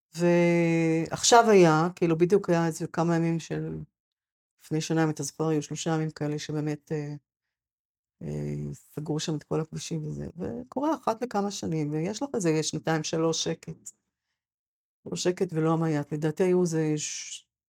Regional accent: Sa'ad, Southern District, Israel; moved away as an adult; also born or lived in Gush Etzion / Shoham; now in Mefalsim, Israel; אני נולדתי בקיבוץ סעד, שזה ליד מפלסים, ואני לפני שנה חזרתי אחרי... עזבתי מיד אחרי הצבא

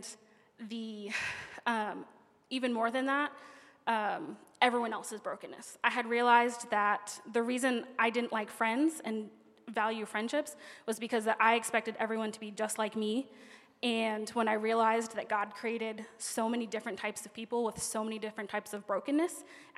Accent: Pennsylvania, United States; now in Orlando, United States; I'm from Pennsylvania.

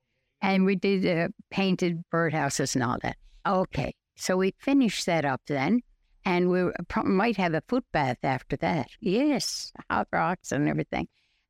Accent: Goulds, Newfoundland and Labrador, Canada; Yes, I'm from the Goulds, and I am 89 years old. Since I came to Littledale, it's like a whole new world.

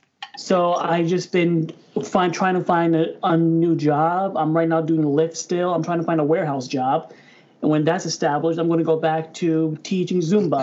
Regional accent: Ohio, United States; moved away as an adult; also born or lived in Las Vegas, Nevada; I lived in Las Vegas for like 4 years. I moved there to get away from Ohio.

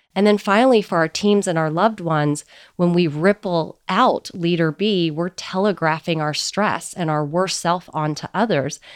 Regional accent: United States; So I'm Chinese American, and the Eastern heritage has been a big part of how I've grown up.

